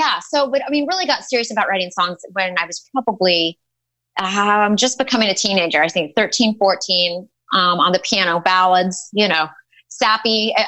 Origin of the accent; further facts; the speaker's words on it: Pittsburg, Kansas, United States; moved away as an adult; now in Nashville, United States; I worked at a country radio station in my hometown of Pittsburgh called KKOW.